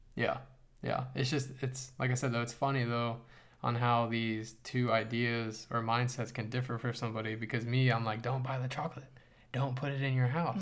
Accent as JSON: {"language": "English", "country": "United States", "said": "as an American"}